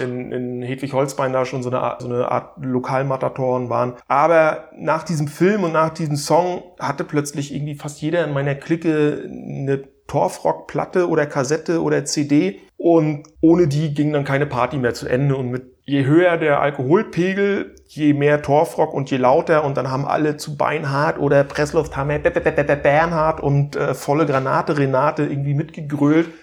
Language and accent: German; Stralsund, Mecklenburg-Vorpommern, Germany; moved away; ich bin ja wie gesagt in Stralsund an der Ostsee groß geworden